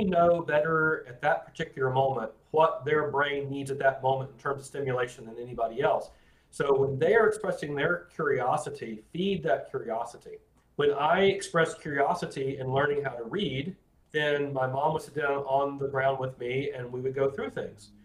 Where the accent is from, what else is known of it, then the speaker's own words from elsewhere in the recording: Florida, United States; I grew up in Florida